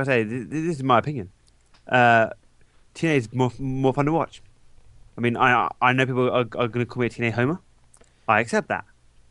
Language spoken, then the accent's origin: English; England, United Kingdom; I'll make the can and another sign saying I came from England to water the plants.